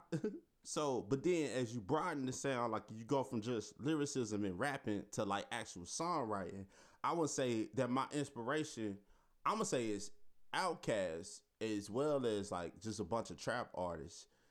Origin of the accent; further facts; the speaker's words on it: Memphis, Tennessee, United States; I'm from South Memphis